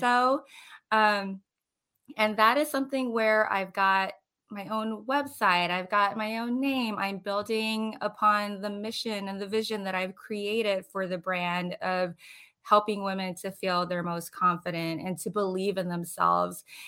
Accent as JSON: {"language": "English", "region": "Hawaii", "country": "United States", "also_born_or_lived": "Florida", "moved": "as an adult", "lives_now": "New Port Richey, United States", "said": "I am originally from Hawaii"}